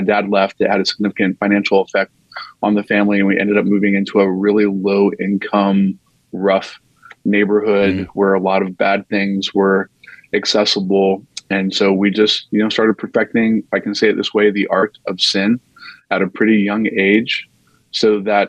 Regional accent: North Carolina, United States; I grew up in North Carolina and was surrounded by what I would describe, I mean, this semi-charitably as cultural Christianity.

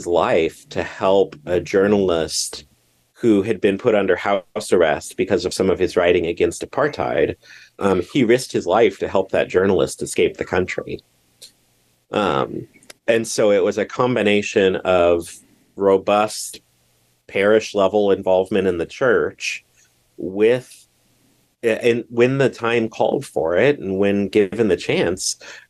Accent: Southeast Nebraska, United States; I'm living in my hometown

